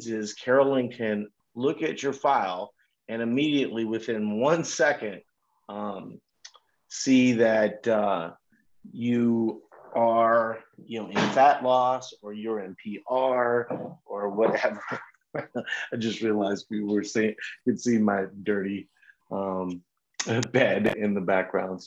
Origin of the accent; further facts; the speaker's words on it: New Orleans, Mississippi area, the South, United States; now in Minnesota, United States; I'm originally from the New Orleans, Mississippi area.